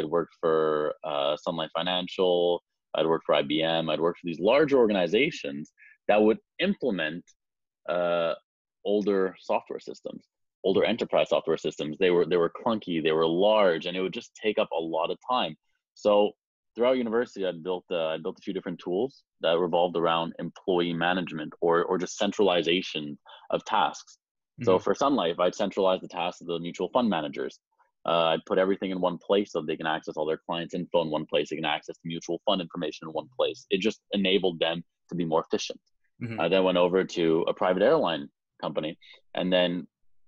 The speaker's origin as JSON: {"language": "English", "town": "Montreal", "region": "Quebec", "country": "Canada", "said": "I'm from Montreal"}